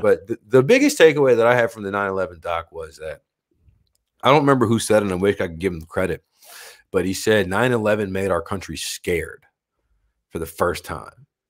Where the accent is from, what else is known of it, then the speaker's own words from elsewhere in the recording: United States; me being an American matters more than me being an American here